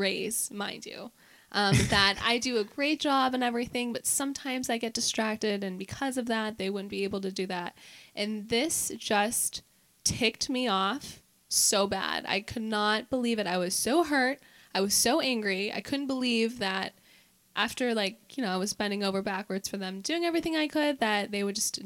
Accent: McCandless, Pennsylvania, United States; also born or lived in Pittsburgh (East Liberty); I was born in Pittsburgh, and I was in East Liberty until I was about like 5 years old, and then we moved to McCandless

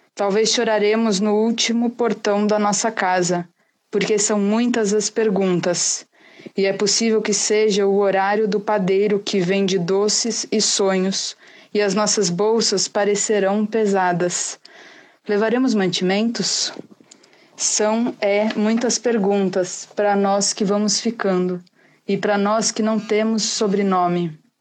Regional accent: São Paulo, Brazil; eu sou de São Paulo

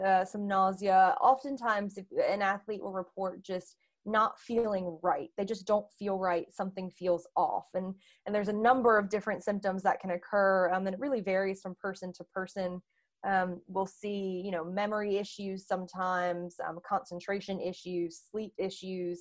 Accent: North Carolina, United States; moved away as an adult; also born or lived in Delaware; now in Boston, United States; I am originally from North Carolina.

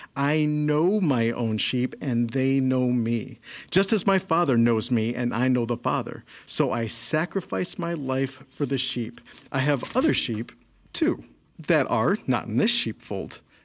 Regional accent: Chicago, Illinois, United States; growing up in Chicago, we don't really have a lot of sheep

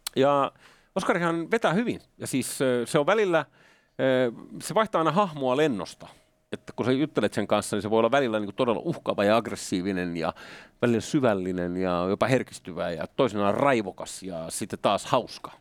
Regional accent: Finland; Nyt mä oon Suomesta

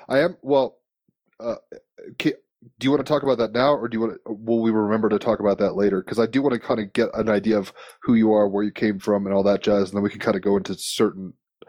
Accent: New Jersey, United States; also born or lived in Virginia; I grew up in New Jersey. I've been in New York a few times, not so far upstate, particularly.

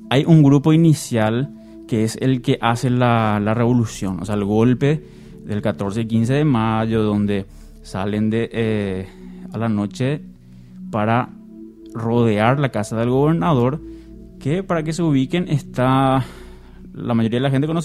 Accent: Paraguay; ¿Por qué somos República del Paraguay? Porque no somos el Imperio del Paraguay o la, o la Confederación?

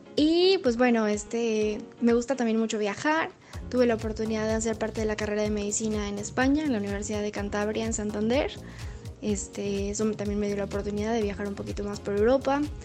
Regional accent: outskirts of Puebla city, Mexico; yo crecí en las afueras de la ciudad de Puebla y crecí en, una, en un pueblo muy chiquito

